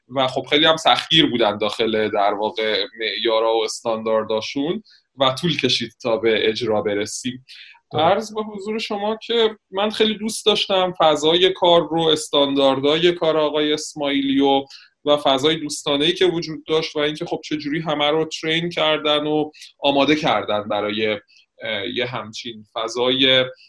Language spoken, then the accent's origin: Persian; Shiraz, Fars, Iran; moved away; نه من گیلانی نیستم من متولد شیراز هستم